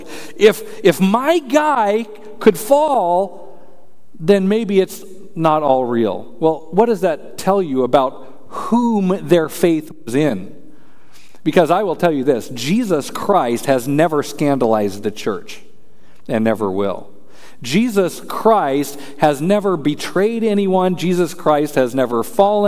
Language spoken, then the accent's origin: English; Colorado, United States; I'm from Colorado